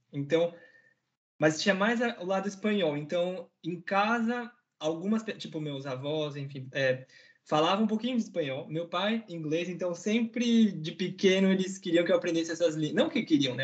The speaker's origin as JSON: {"language": "Portuguese", "region": "São Paulo", "country": "Brazil", "tie": "born or raised there", "moved": "as an adult", "lives_now": "Paris, France", "said": "pelo bairro da Liberdade, principalmente, que foi onde eu nasci"}